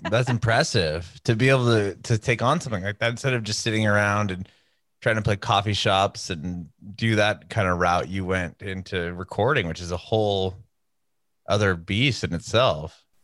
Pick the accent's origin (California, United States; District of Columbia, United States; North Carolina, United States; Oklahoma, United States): California, United States; Southern; I'm from Southern California. I don't know if they still do this, but when I was growing up there